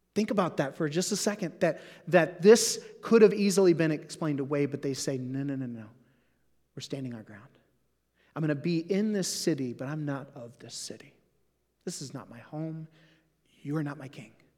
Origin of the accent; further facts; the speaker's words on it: Southeast Missouri, United States; also born or lived in Portland; now in Saint Louis, United States; I grew up in Southeast Missouri